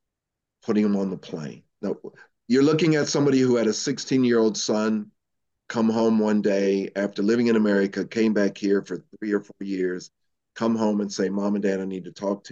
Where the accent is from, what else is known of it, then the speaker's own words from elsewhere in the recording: Wyoming, United States; moved away as an adult; now in New Zealand; I'm from Wyoming